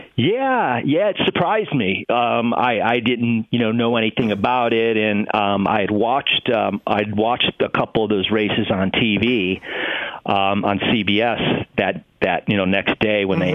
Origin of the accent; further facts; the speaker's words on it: Ohio, United States; moved away; also born or lived in Los Angeles; young guy growing up in Ohio in my room.